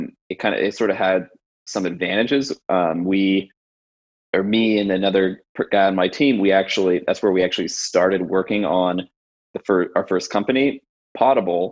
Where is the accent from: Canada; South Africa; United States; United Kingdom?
United States; San Francisco, California; moved away as an adult; also born or lived in New York City; I grew up in San Francisco